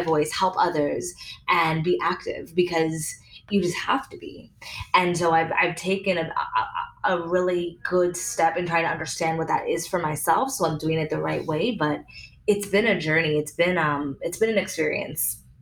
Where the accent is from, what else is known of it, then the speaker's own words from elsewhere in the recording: Canada; now in United States; I've been being a Canadian